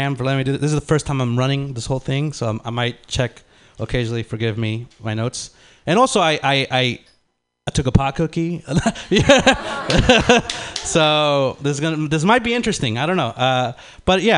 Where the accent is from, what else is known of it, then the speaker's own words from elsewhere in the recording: San Francisco, California, United States; English is a second language; also born or lived in Lima, Peru; I moved out to the Bay when I was three, like, with my family